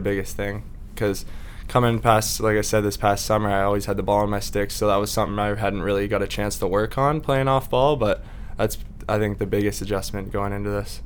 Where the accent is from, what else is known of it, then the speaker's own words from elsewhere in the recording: Victoria, British Columbia, Canada; I grew up in Victoria